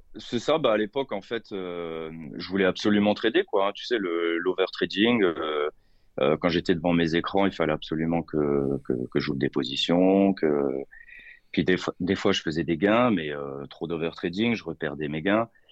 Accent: Lorraine, Grand Est, France; je suis de Lorraine, 57

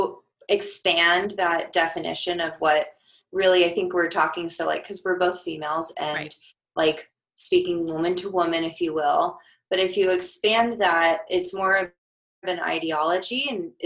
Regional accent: Denver, Colorado, United States; I'm from Denver

